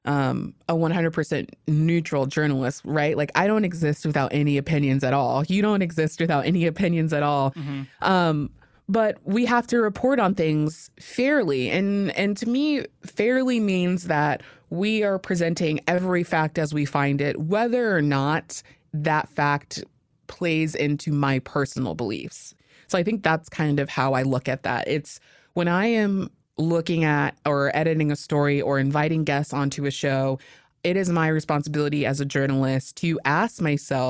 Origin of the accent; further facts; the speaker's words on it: Alaska, United States; growing up in Alaska